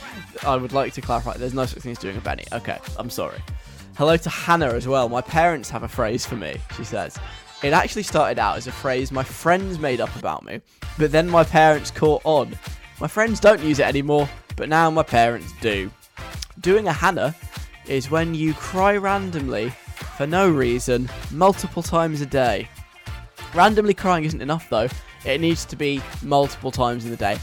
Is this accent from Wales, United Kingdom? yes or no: no; London, United Kingdom; accent: southern; also born or lived in Leeds; I am not from Yorkshire because I sound really, really southern, and that's because I'm from London